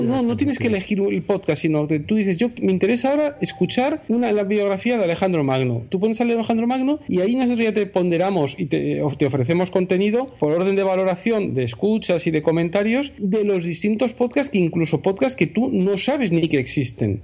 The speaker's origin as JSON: {"language": "Spanish", "country": "Spain", "said": "nosotros eh, eh, somos españoles"}